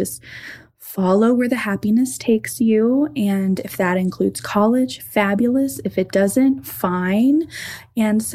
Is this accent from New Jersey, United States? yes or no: no; Bradford, Arkansas, United States; now in Longmont, United States; I grew up in Arkansas, which is much different than my current living situation in Longmont, Colorado